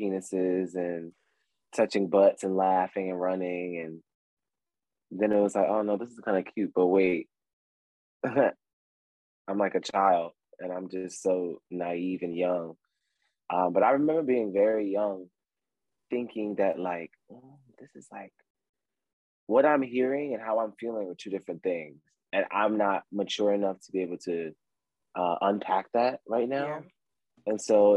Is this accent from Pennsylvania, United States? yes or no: yes; Philadelphia, Pennsylvania, United States; I'm from Philadelphia, Pennsylvania